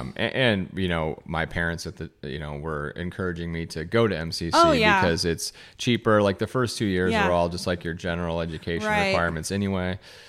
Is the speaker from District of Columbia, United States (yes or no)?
no; Muscatine, Iowa, United States; I am from Muscatine.